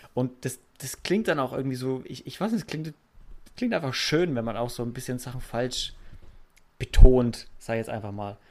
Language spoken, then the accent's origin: German; Franconia, Bavaria, Germany; accent: Franconian